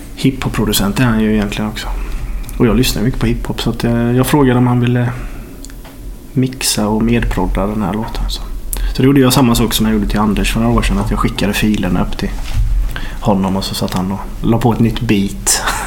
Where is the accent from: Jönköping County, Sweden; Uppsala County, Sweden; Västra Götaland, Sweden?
Jönköping County, Sweden; Norrahammar; moved away; Jag är från Norra Hammar utanför Jönköping och det är ju litet.